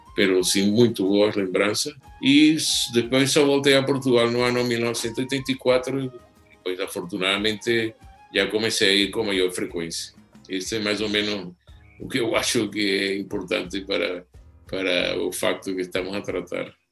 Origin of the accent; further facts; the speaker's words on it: Caracas, Capital District, Venezuela; eu nasci em Caracas